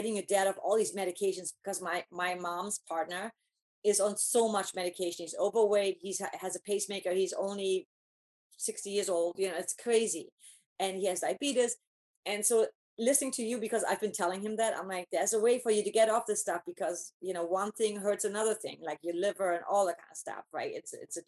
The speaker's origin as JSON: {"language": "English", "region": "East Germany", "country": "Germany", "tie": "born or raised there", "moved": "as an adult", "lives_now": "United States", "said": "I grew up in East Germany, so I grew up in communism"}